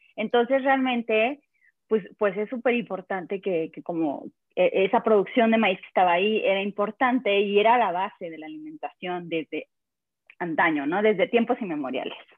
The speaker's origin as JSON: {"language": "Spanish", "town": "El Espinal", "region": "Oaxaca", "country": "Mexico", "tie": "born or raised there", "moved": "yes", "lives_now": "Mexico City, Mexico", "said": "Estoy en Ciudad de México y soy de Oaxaca, del Istmo de Tehuantepec"}